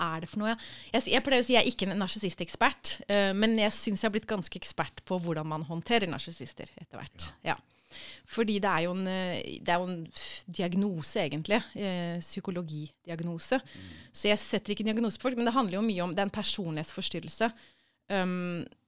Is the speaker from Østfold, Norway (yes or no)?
yes; Sarpsborg, Østfold, Norway; moved away as an adult; also born or lived in Trondheim / Copenhagen; jeg er født i Sarpsborg